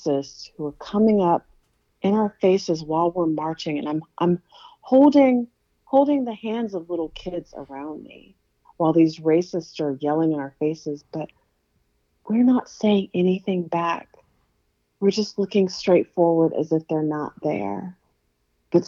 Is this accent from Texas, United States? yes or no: no; Aiken, South Carolina, United States; I'm from Aiken, and there's like red clay everywhere